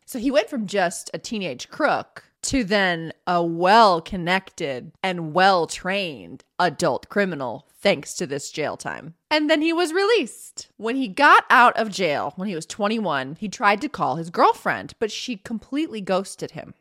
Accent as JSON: {"language": "English", "country": "United States", "said": "I'm an American"}